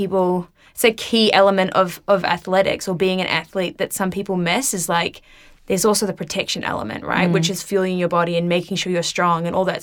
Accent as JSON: {"language": "English", "region": "Wellington", "country": "New Zealand", "also_born_or_lived": "United States", "moved": "yes", "said": "I'm originally from Wellington"}